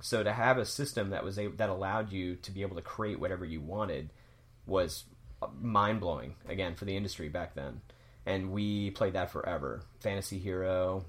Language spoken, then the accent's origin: English; the South, United States; when I was growing up in the South